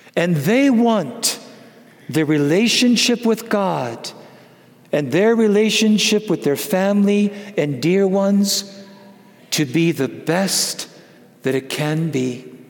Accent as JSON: {"language": "English", "region": "Wisconsin", "country": "United States", "said": "I'm from Wisconsin"}